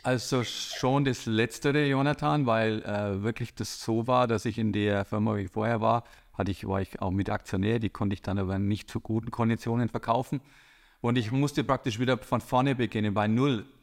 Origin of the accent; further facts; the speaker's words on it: Bavaria, Germany; komme ich aus Bayern